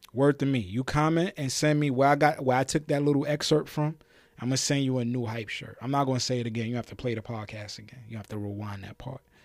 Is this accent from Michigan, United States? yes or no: no; New York City, New York, United States; I'm a proud New Yorker. I'm from Brooklyn. I'm from the nineties. The era and the neighborhood